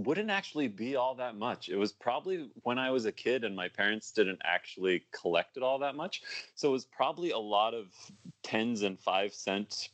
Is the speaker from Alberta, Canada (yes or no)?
no; Waterloo, Ontario, Canada; I grew up in Waterloo